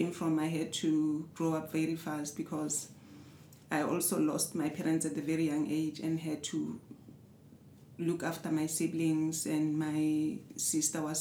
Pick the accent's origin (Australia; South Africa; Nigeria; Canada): South Africa; Johannesburg, Gauteng; I was born in South Africa, Johannesburg, Soweto. Um, the third child.